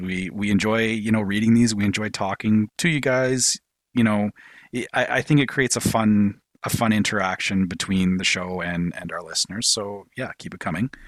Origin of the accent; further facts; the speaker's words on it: Canada; I'm Canadian.